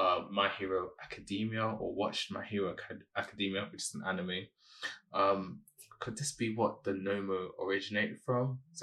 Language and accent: English; Nigeria; Being Nigerian